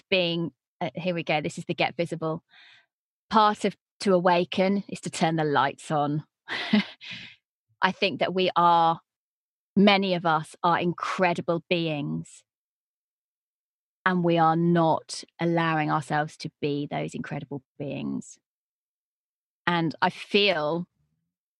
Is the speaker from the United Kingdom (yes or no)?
yes; United Kingdom; accent: British; they like a British voice